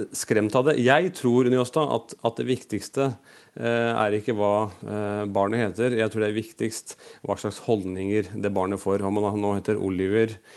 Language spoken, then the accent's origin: Norwegian; Norway; Jeg er født og oppvokst i Norge